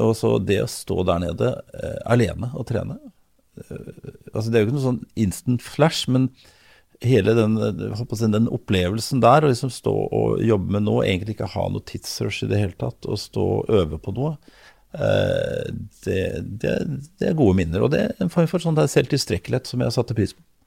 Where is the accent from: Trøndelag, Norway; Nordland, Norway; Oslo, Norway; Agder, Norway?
Oslo, Norway; also born or lived in Lørenskog / Elverum; jeg er født i Oslo. Tidligst på Majorstuen, så ute på Løvenstad, så Elverum, og så tilbake i Oslo.